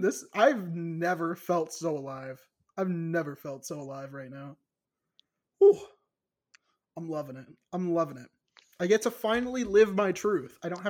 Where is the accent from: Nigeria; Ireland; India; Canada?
Ireland; I can say that because I'm Irish, you know. Like, it's in my blood, you know.